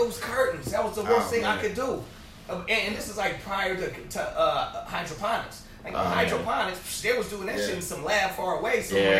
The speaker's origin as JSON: {"language": "English", "town": "Oakland", "region": "California", "country": "United States", "tie": "born or raised there", "also_born_or_lived": "Denver", "said": "I just grew up in East Oakland with the rest of these motherfuckers, and I was like the Jamaican family on the block."}